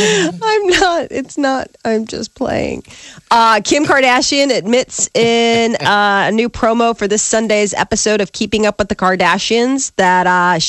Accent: United Kingdom; we're British, we don't talk about things like this.

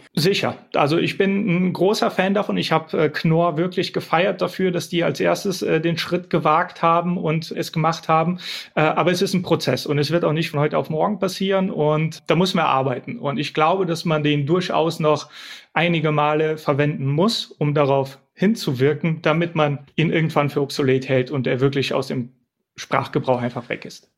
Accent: Bulgaria; now in Germany; ich komme aus Bulgarien

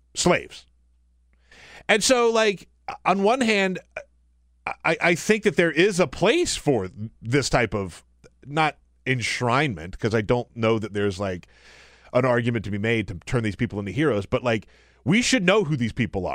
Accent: South Carolina, United States; moved away; also born or lived in Charleston, South Carolina; I grew up in South Carolina

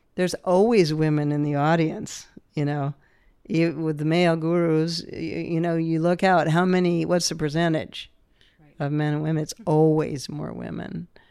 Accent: New Hampshire, United States; growing up in New Hampshire

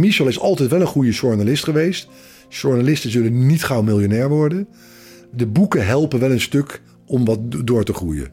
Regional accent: The Hague, South Holland, Netherlands; vrienden van waar ik opgegroeid ben. Eh, uit het Haagse

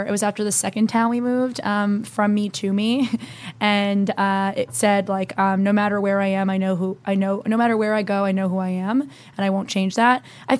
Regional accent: New Jersey, United States; So I grew up in New Jersey, moved 3 times growing up.

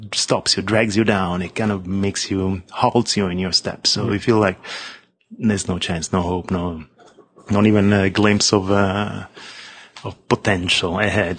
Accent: Rome, Lazio, Italy; moved away as an adult; also born or lived in Los Angeles; now in United States; I'm, I'm, from Rome. I'm from Rome. I left uh, in 1987. So I just finished school.

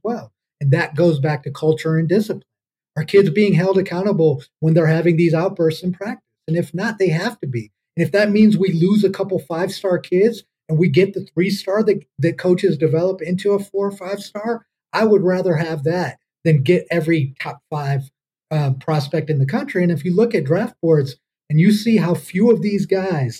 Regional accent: Midwest, United States; we're all from the Midwest

